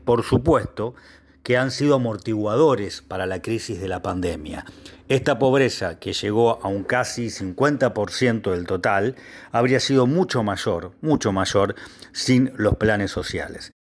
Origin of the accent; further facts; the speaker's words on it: Argentina; los argentinos